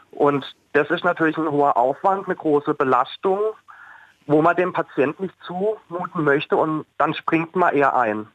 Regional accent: Oberkirch, Baden-Württemberg, Germany; Ich komme aus Oberkirch, bin gelernter Altenpfleger

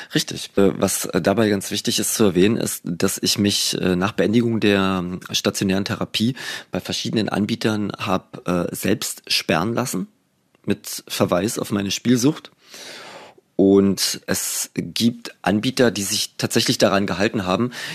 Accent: East Germany, Germany; ich bin ja noch in der DDR groß geworden

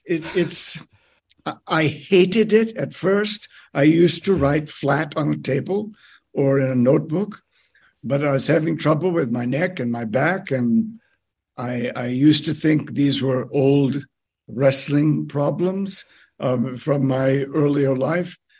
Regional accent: United States; moved away as an adult; now in Canada; my birth country

